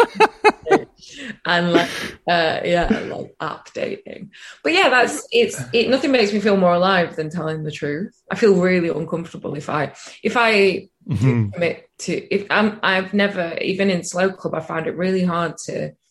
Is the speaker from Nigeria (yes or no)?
no; the north of England, United Kingdom; being from the north, being in a band with lads